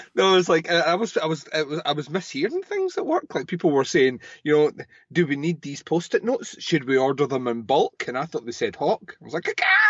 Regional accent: Scotland, United Kingdom; I'm Scottish

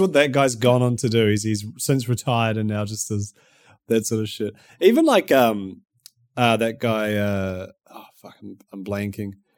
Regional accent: New Zealand; accent: Kiwi; My Kiwi accent

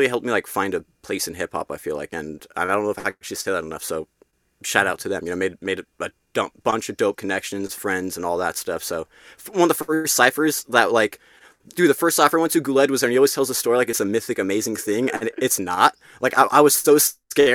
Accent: Morgan Hill, California, United States; I came from a small hometown

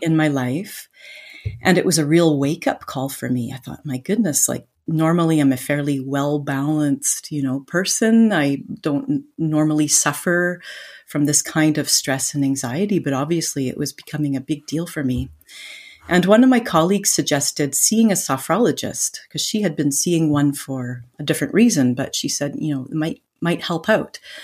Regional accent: Vancouver, British Columbia, Canada; moved away as an adult; now in France; I'm originally from Vancouver, Canada

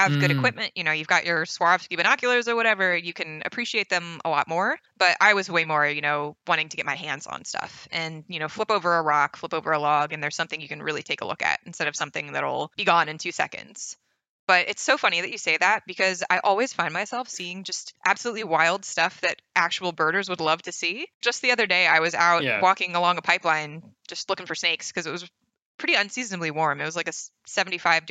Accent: Northeast, United States; moved away as an adult; also born or lived in West Coast; now in New Orleans, United States; I'm from the Northeast

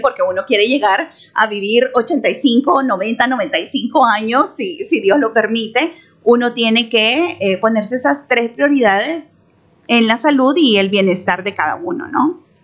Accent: El Salvador; moved away as an adult; now in Panama; salvadoreña, felizmente casada con un chiricano. Hace 12 años vivo en Panamá

